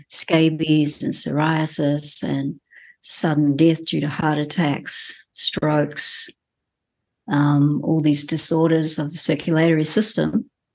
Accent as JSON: {"language": "English", "country": "New Zealand", "tie": "born or raised there", "said": "as a Kiwi who's grown up in this country"}